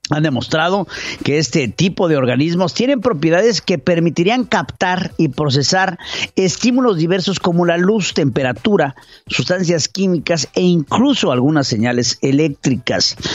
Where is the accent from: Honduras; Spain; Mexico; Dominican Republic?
Mexico; como mexicano